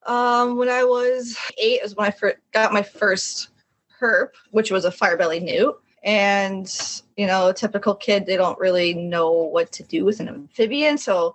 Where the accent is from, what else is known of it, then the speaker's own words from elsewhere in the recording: Quebec, Canada; also born or lived in Connecticut; I was born in Quebec, which is the French part of Canada.